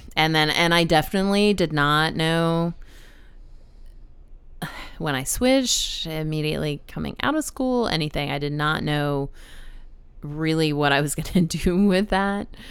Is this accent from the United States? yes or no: yes; San Antonio, Texas, United States; moved away as an adult; now in Baltimore, United States; I grew up in San Antonio